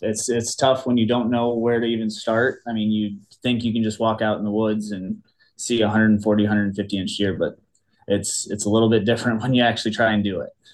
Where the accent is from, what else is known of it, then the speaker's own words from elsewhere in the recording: Cedar Rapids, Iowa, United States; born and raised in Cedar Rapids, Iowa. It's the eastern half of the state